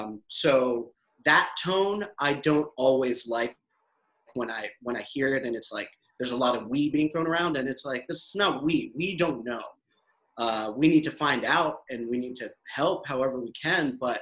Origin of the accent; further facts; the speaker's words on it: United States; born there; I'm Pakistani, you know, I'm Pakistani American. I was born in the States, raised all over, but I mean, I'm a culturally American.